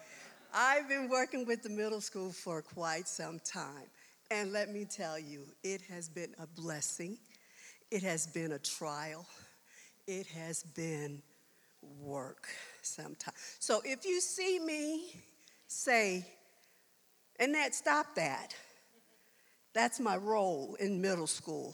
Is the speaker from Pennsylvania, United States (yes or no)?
no; Washington, District of Columbia, United States; moved away as an adult; also born or lived in South Carolina / Arlington, Virginia; now in Colorado, United States; I was born in South Carolina. I was raised in Washington, D.C., in the Virginia area. I graduated from high school in Arlington, Virginia